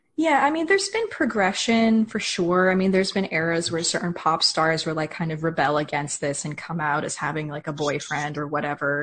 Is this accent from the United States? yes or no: yes; United States; as an American